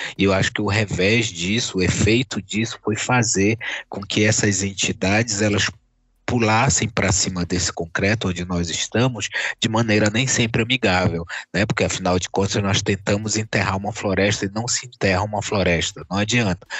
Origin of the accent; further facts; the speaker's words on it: Castanhal, Pará, Brazil; also born or lived in Salinópolis / Belém; cresci em Castanhal